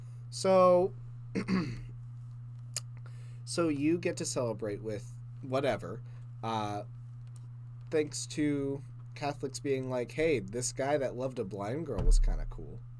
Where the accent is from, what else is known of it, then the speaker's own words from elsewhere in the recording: Ohio, United States; I'm from Corntown. Corntown, USA, formerly known as Ohio. It is just the biggest little town in the United States.